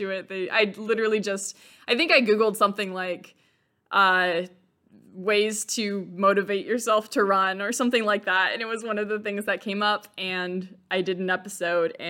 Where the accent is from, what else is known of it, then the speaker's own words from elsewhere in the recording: West Coast of the United States, United States; moved away as an adult; also born or lived in Midwest; I grew up on the West Coast of the United States